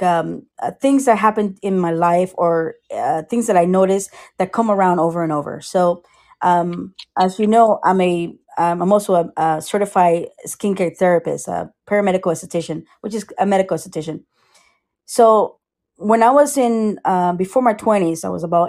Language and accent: English; Costa Rica; now in Sarasota, United States; I am from Costa Rica